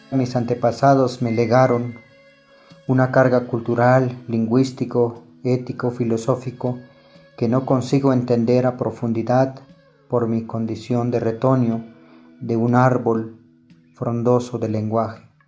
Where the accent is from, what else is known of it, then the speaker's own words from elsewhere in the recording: Huixtán, Chiapas, Mexico; first language Tzotzil; Spanish is a second language; Soy originario de Jocosic, Huistán, Chiapas, hablante de la lengua tzotzil